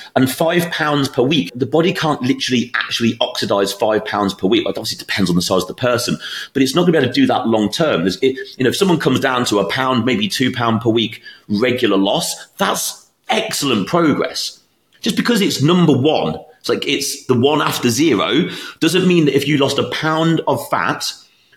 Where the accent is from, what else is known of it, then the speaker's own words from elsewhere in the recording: United Kingdom; moved away; my hometown in the UK